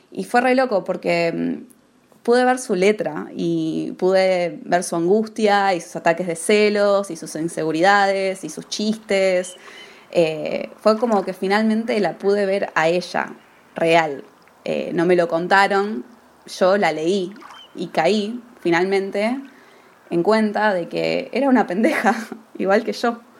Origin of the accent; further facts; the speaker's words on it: Argentina; also born or lived in United States; gran parte de mi infancia y adolescencia vivía en Estados Unidos y era como que todo ese relato era muy ajeno, era como una leyenda, más que cualquier otra cosa. Pero cuando volví a Argentina, hace unos años, todo empezó a cobrar otro sentido.